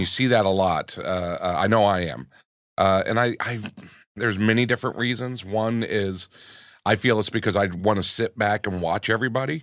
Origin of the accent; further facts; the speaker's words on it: Gainesville, Florida, United States; also born or lived in New York; now in Los Angeles, United States; growing up in Gainesville